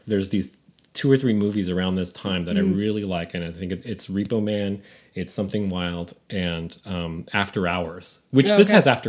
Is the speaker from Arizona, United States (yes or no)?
no; San Francisco, California, United States; I grew up in San Francisco